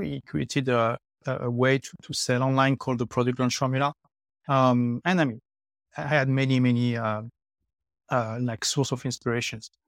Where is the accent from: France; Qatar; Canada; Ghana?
France; first language French; English is a second language; moved away as an adult; also born or lived in London; now in Dubai, United Arab Emirates; I left my home country, which is France, uh, eight years ago. Uh, I lived three years in London, and now I have been in Dubai for five years.